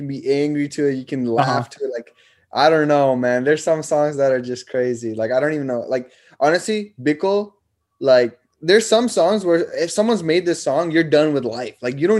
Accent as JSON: {"language": "English", "country": "India", "tie": "born or raised there", "also_born_or_lived": "Nepal / Germany / Canada", "lives_now": "United States", "said": "I was born in Nepal. I grew up in India. I lived in Germany. Then I grew up as a teenager. Like, most of my teenager years were in Canada."}